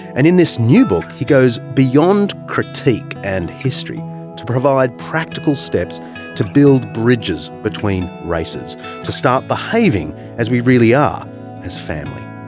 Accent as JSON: {"language": "English", "region": "New South Wales", "country": "Australia", "tie": "born or raised there", "said": "the Blue Mountains of New South Wales, my home state"}